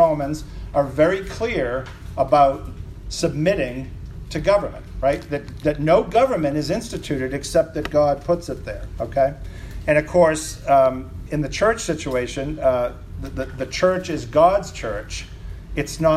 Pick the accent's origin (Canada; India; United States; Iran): United States; New England; accent: New England; my New England accent